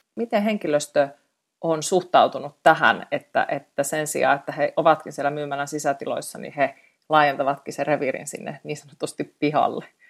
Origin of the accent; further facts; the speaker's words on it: Eastern Finland, Finland; moved away; olen itse Itä-Suomesta kotosi ja tiedän vanhempani asuvat siellä Venäjän rajalla